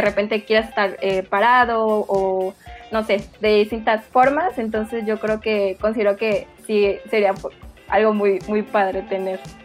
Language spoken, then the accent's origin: Spanish; Chiapas, Mexico; moved away as an adult; now in Mexico City, Mexico; yo soy originaria de Chiapas también